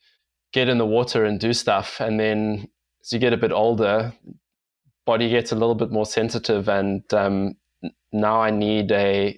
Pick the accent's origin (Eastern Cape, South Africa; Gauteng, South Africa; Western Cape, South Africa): Western Cape, South Africa; Cape Town; Dan and I grew up together in Cape Town